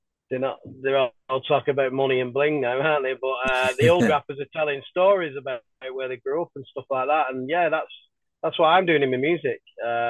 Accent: Bolton, North West England, United Kingdom; I grew up in Bolton, born and bred in Bolton

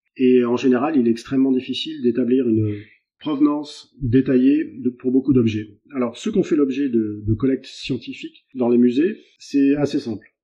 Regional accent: France; also born or lived in Brittany; je suis français de quarante-quatre ans, en Bretagne

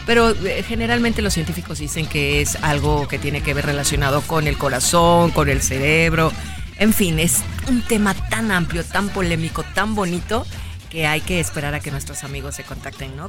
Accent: Mexico City, Mexico; Yo soy mexicana nacida en la Ciudad de México

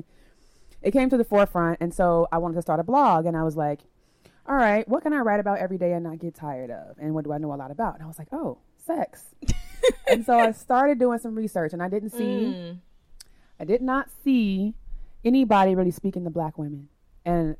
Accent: Chicago, Illinois, United States; I'm from Chicago, Illinois. I've come all the way here to Lagos to teach about sexuality

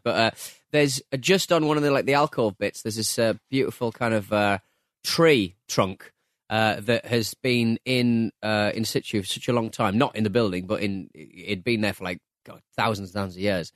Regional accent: North East, North East England, United Kingdom

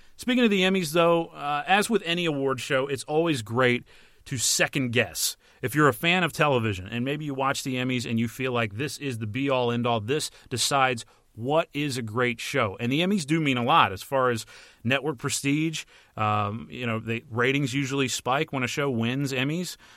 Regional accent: United States; as an American

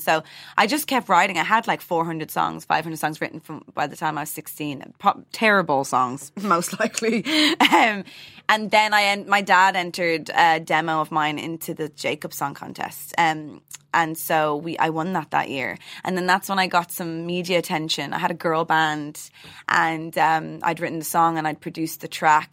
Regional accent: Dublin, Leinster, Ireland; the way I was raised in Dublin

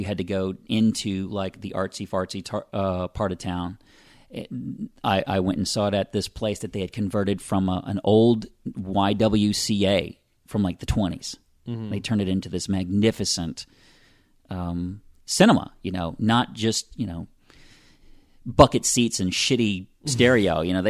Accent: Pensacola, Florida, United States; also born or lived in California / Louisiana; Yeah, I'm from Pensacola. I was born here. My family and I moved all over the place

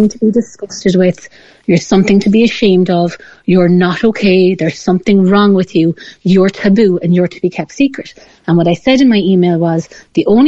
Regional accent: Ireland; as Irish people

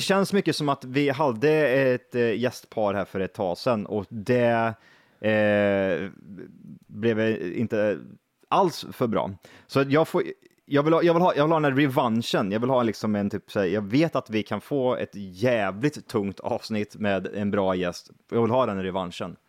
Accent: Värmland, Sweden; Vi är bönder, vi är från Värmland

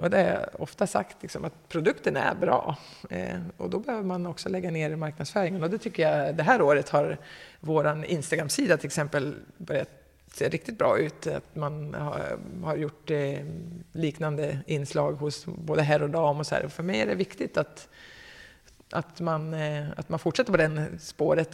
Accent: Katrineholm, Södermanland, Sweden; jag kommer inte från Katrineholm riktigt, om vi ska peta, men ish

